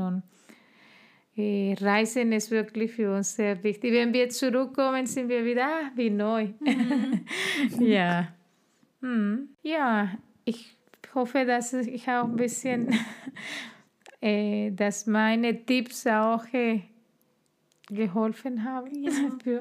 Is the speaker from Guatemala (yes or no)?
yes; Guatemala; first language Spanish; German is a second language; moved away as an adult; now in Germany; von meinem Land oder mein, meine Heimat